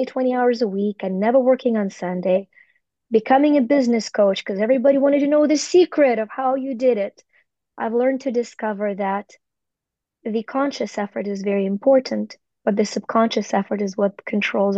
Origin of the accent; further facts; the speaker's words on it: Ukraine; moved away; I was born in the Soviet Union in Ukraine